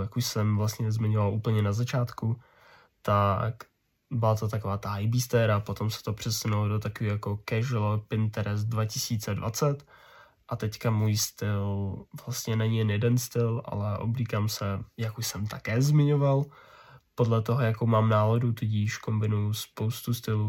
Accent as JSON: {"language": "Czech", "town": "Ústí nad Labem", "region": "Ústí nad Labem Region", "country": "Czechia", "said": "jsem z Ústí nad Labem, což je v některých aspektech celkem konzervativní město"}